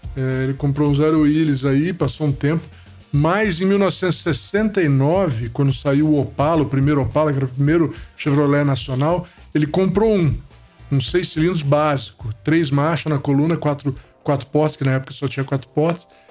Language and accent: Portuguese; Rio de Janeiro, Brazil; moved away as an adult; also born or lived in Itabira; eu cheguei no Rio com dois anos de idade, né? E então a gente morou minha vida toda, minha infância e adolescência, é, eu só saí, saí adulto do Rio de Janeiro